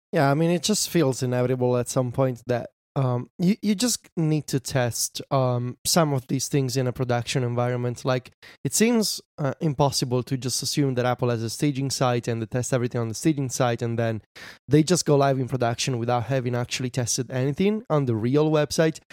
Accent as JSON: {"language": "English", "country": "Italy", "tie": "born or raised there"}